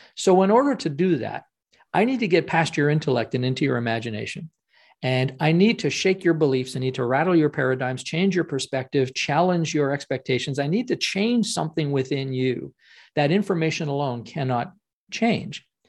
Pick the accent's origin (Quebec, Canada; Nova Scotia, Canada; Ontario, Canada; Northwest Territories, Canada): Ontario, Canada; Ottawa; I'm from Ottawa, Canada